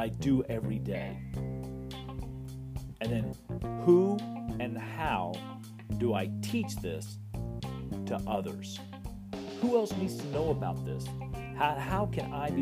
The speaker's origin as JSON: {"language": "English", "region": "West Texas", "country": "United States", "tie": "born or raised there", "said": "I was born in West Texas, so I am an official Texan-American"}